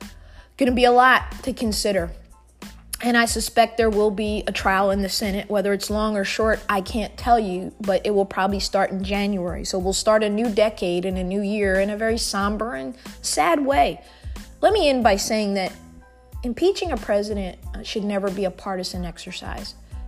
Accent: Munich, Bavaria, Germany; born there; I was born in Munich, Germany.

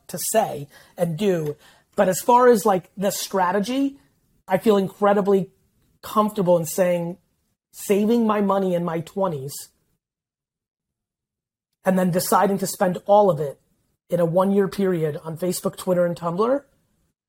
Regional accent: United States; also born or lived in Soviet Union; in 1978, we won a lotto that a couple hundred thousand people won and were able to leave the Soviet Union. And I grew up in America

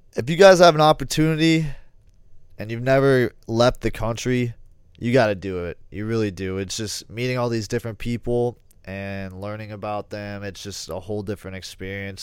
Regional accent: United States; being part of being an American

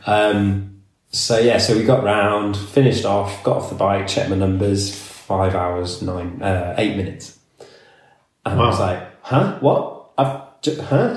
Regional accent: Somerset, South West England, United Kingdom; also born or lived in Canada; I grew up in Somerset in the hills.

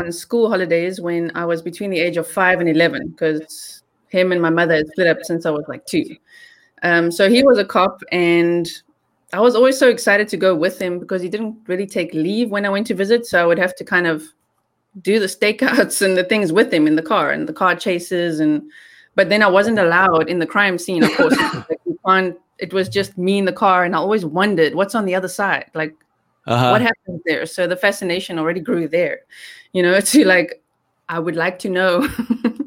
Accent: South Africa; accent: South African; moved away as an adult; I grew up in South Africa, yeah. I only moved here 2 years ago

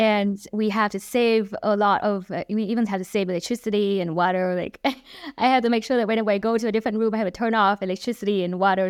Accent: Hanoi, Vietnam; moved away as an adult; also born or lived in Texas; I grew up in Vietnam, um, eighteen years in Vietnam, in Hà Nội, Vietnam.

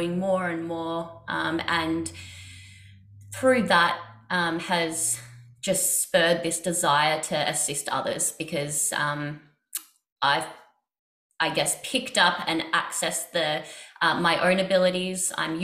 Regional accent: Australia; I grew up in Australia

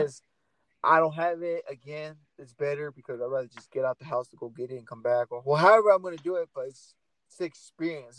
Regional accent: Portland, Oregon, United States; I'm from Portland

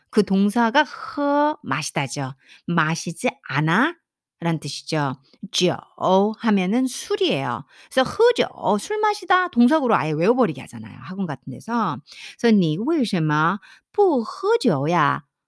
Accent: South Korea; 우리 한국 사람은

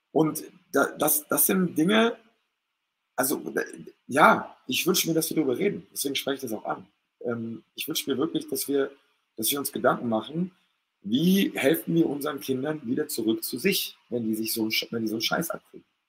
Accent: Stuttgart, Baden-Württemberg, Germany; ich war halt hier als Stuttgarter

